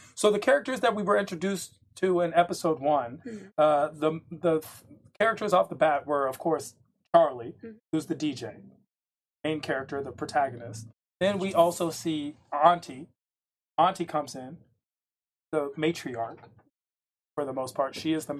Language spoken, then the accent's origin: English; France; Part of my life, I grew up in France, and then mm-hmm. my brother is currently in Paris.